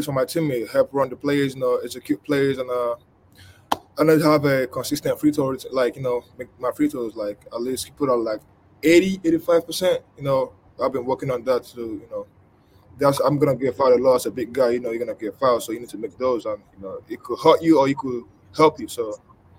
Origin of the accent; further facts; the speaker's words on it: Nigeria; now in Lexington, United States; I grew up in Nigeria.